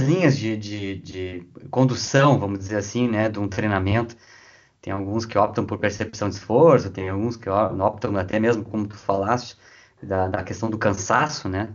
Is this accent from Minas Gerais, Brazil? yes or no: no; Rio Grande, Rio Grande do Sul, Brazil; eu estou agora em Rio Grande, né, minha cidade natal